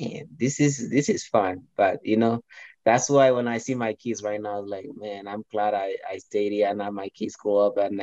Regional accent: Kenya; moved away as an adult; also born or lived in Iowa; now in Colorado Springs, United States; I was born in Kenya

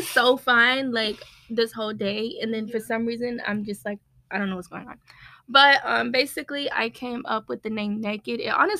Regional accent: Seaford, Delaware, United States; moved away as an adult; now in Florida, United States; I'm from, I was born in Delaware, Seaford, Delaware. So I've been here like my whole life.

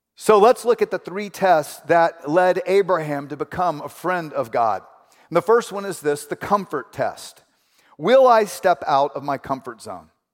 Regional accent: Houston, Texas, United States; moved away as an adult; also born or lived in Ventura, California; I grew up in Houston.

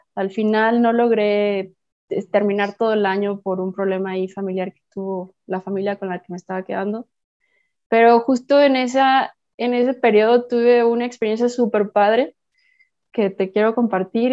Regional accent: Puerto Vallarta, Jalisco, Mexico; soy de Puerto Vallarta

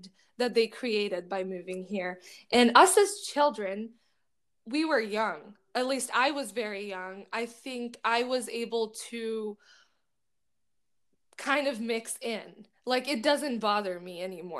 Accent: Bangladesh; moved away; I grew up in Bangladesh.

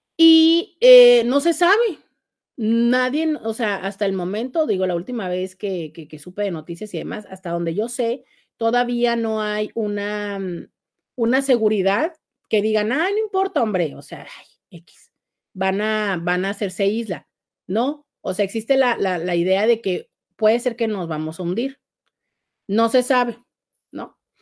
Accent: Tijuana, Baja California, Mexico

